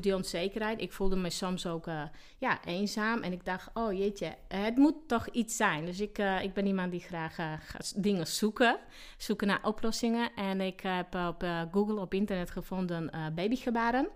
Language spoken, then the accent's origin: Dutch; Slovakia; Dutch is a second language; moved away as an adult; now in Sneek, Netherlands; ik kom oorspronkelijk uit Slowakije. Eigenlijk ben ik geboren in Tsjechoslowakije. En eh, daar heb ik tot mijn 23ste eh, gewoond